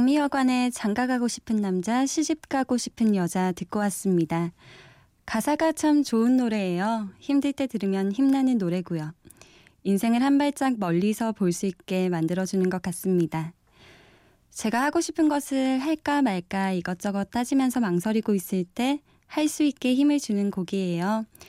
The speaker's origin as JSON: {"language": "Korean", "region": "Busan", "country": "South Korea", "moved": "yes", "said": "저는 부산에서 올라왔고요"}